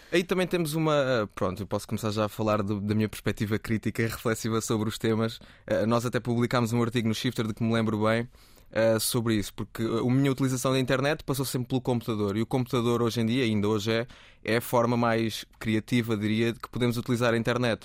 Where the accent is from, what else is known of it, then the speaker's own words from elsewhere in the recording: Cuba, Alentejo, Portugal; moved away; also born or lived in Setúbal; mudei de Cuba para Setúbal